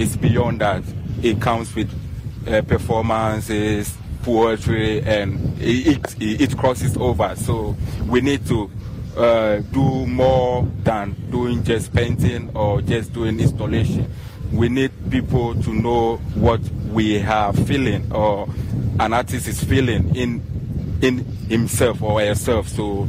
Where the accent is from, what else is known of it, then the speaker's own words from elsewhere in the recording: Ghana; now in Germany; because I'm a Ghanaian, but I live in Germany. That's where I have my studio, and I also have a studio here in Ghana.